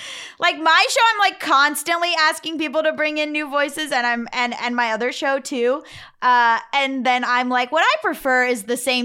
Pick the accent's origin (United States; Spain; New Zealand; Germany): New Zealand; even though the American stuff isn't always relevant to me. I'm a Kiwi.